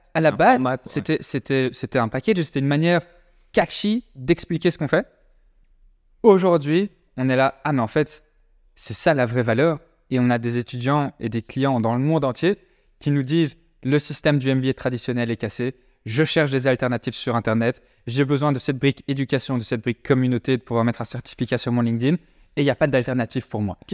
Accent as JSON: {"language": "French", "town": "Brussels", "region": "Brussels-Capital Region", "country": "Belgium", "said": "on n'est pas français, on est de Bruxelles à la base, on est belge"}